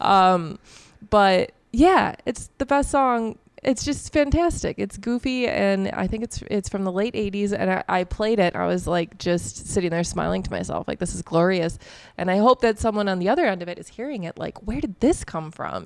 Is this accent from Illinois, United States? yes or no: yes; La Grange Park, Illinois, United States; I grew up in LaGrange Park